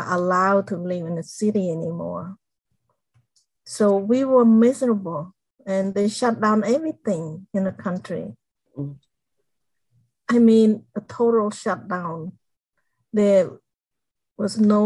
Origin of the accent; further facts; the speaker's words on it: Cambodia; English is a second language; moved away; I grew up in a small village in Cambodia